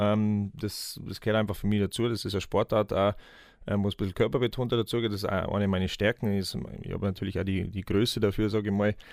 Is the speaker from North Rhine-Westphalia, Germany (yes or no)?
no; Gelting, Bavaria, Germany; also born or lived in Munich; ähm, 33 Jahre alt, ähm, 16. Februar auf Dweckkämmer in München, ähm, gebürtiger Gatinger, das liegt zwischen Wolfertshausen und Geretsried. Ähm, ja, habe im Nachwuchs angefangen in Geretsried.